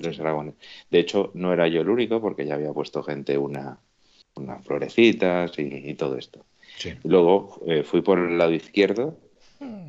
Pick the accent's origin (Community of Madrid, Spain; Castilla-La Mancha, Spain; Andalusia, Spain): Community of Madrid, Spain; Madrid; soy de Hortaleza y muy orgulloso de ser de Hortaleza